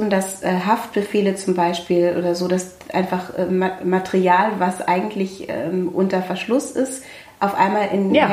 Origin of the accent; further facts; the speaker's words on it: Germany; Und ich bin Deutsche. Deutsche. Ich kann mich in meinem eigenen Land nicht frei bewegen.